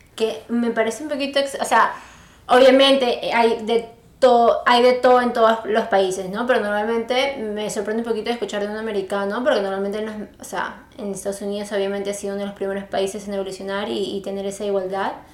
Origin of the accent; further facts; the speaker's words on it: Peru; tú y yo que somos peruanas